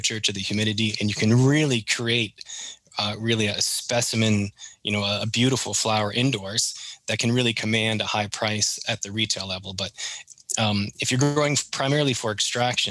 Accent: Maine, United States; accent: Canadian; moved away as an adult; also born or lived in Canada; now in Vero Beach, United States; growing up in Maine and spending a couple of years working in Canada

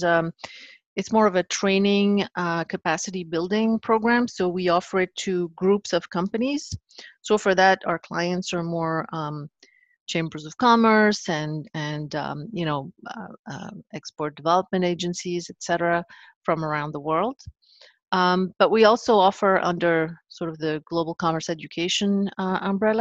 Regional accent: Paris, Île-de-France, France; growing up in Paris, in France back then

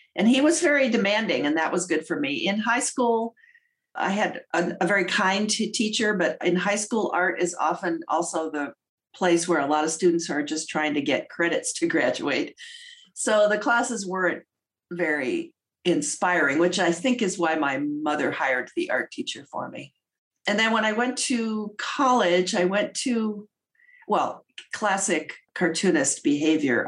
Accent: St. Charles, Illinois, United States; I was raised outside of Chicago in a suburb called St. Charles, which at the time was the last town before you hit the cornfields

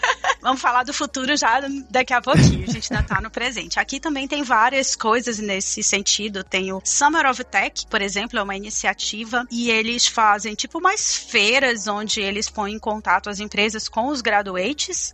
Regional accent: Manaus, Amazonas, Brazil; moved away as an adult; also born or lived in Auckland, New Zealand; now in New Zealand; eu sou de Manaus, Amazonas, sempre morei em Manaus

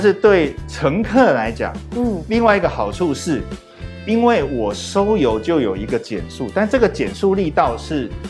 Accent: Taiwan; 以我第一个身为台湾人

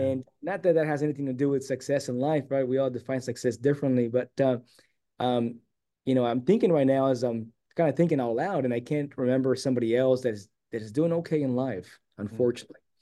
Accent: San Diego, California, United States; I was born and raised here in San Diego

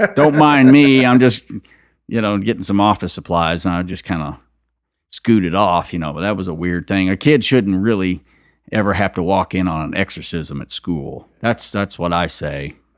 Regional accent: Kentucky, United States; also born or lived in Texas / Louisiana; I was born in Texas, and raised mostly in Kentucky, though, and, uh, Louisiana.

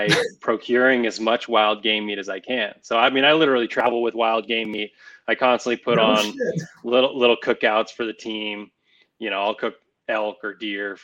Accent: Nevada, United States; I grew up in Nevada

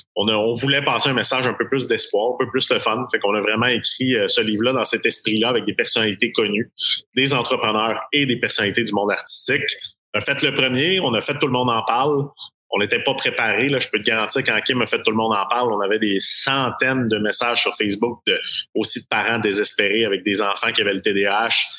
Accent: Quebec, Canada; chez nous au Québec ou au Canada

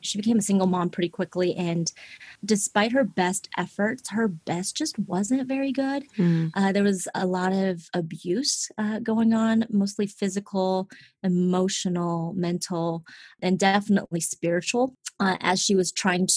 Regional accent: Seattle, Washington, United States; English is a second language; moved away; I was born and raised in Seattle, Washington.

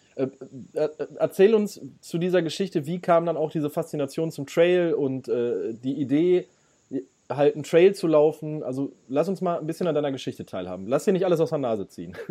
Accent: Ruhr area, North Rhine-Westphalia, Germany; ich komme aus dem Ruhrgebiet

